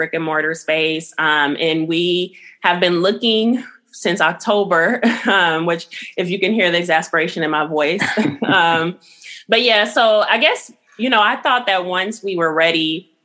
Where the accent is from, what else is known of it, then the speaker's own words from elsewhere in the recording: Los Angeles, California, United States; moved away as an adult; now in Oakland, United States; I'm from Los Angeles, like I said, and I came here to go to school at SF State